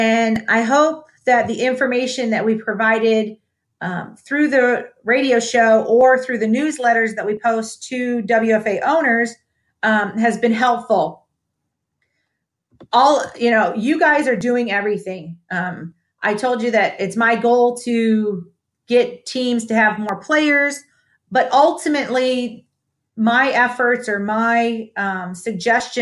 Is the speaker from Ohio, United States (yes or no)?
yes; Toledo, Ohio, United States; born or raised there; now in Dallas, United States